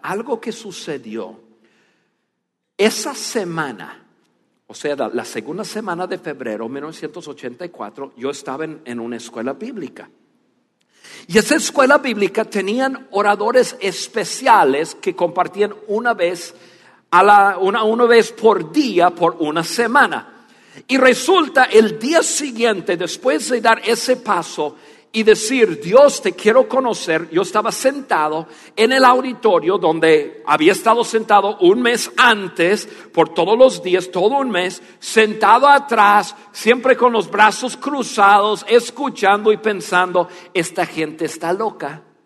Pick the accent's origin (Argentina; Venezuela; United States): United States; first language English; Spanish is a second language; moved away as an adult; also born or lived in Dallas, Texas; now in Mexico; yo soy más mexicano que, que, que norteamericano